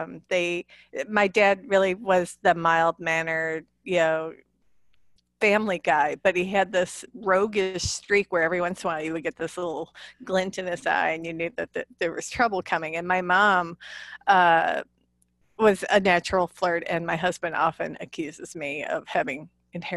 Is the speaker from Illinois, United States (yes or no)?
yes; Illinois, United States; accent: Chicago; moved away as an adult; also born or lived in Chicago; now in Arkansas, United States; I was born and raised in Illinois in the Midwest and in the Corn Belt. And I lived in Chicago for a number of years